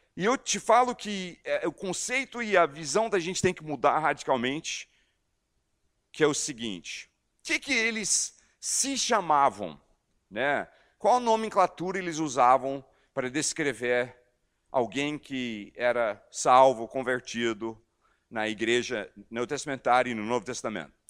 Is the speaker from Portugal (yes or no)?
no; United States; Portuguese is a second language; also born or lived in Amazonas, Brazil / Belo Horizonte, Minas Gerais, Brazil; now in Brazil; eu estou no meu país de origem, Estados Unidos